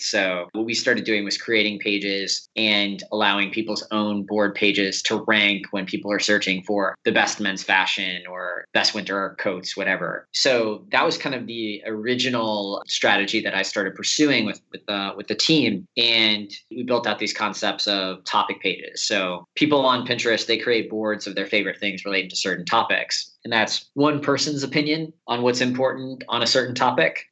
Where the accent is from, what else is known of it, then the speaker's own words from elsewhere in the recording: New Orleans, Louisiana, United States; moved away as an adult; also born or lived in Chicago; I grew up in New Orleans, Louisiana, and I went to college in Chicago at Loyola University there